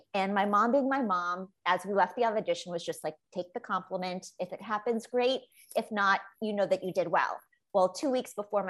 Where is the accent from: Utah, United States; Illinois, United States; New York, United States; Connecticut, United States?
Illinois, United States; Chicago; I grew up in Chicago.